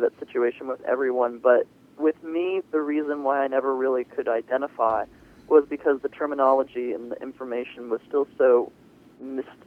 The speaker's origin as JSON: {"language": "English", "town": "Virginia Beach", "region": "Virginia", "country": "United States", "tie": "born or raised there", "said": "I'm 19, and I grew up here in Virginia Beach"}